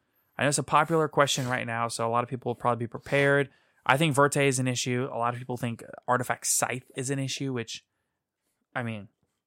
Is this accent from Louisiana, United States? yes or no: yes; Louisiana, United States; we're from Louisiana.